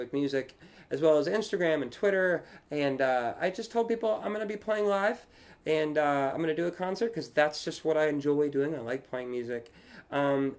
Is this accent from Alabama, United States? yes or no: no; Leesburg, Virginia, United States; also born or lived in Arlington, Virginia; I'm from Virginia. I grew up in Leesburg. I live in Arlington now with Lauren